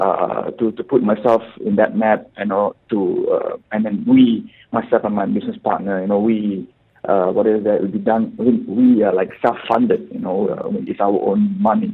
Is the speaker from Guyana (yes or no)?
no; Singapore; now in Dubai, United Arab Emirates; I'm from Singapore, purely. Okay. Uh, raised and born in, from Singapore.